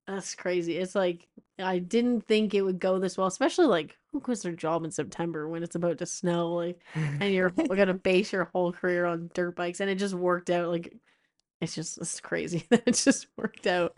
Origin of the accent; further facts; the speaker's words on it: East Coast, United States; I grew up racing in the East Coast.